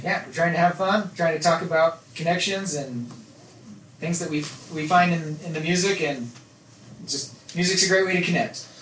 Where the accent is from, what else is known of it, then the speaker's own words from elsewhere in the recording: Nephi, Utah, United States; growing up in Nephi